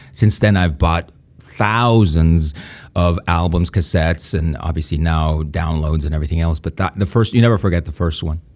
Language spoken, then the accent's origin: English; Spain; English is a second language; moved away; also born or lived in Mallorca; growing up in Spain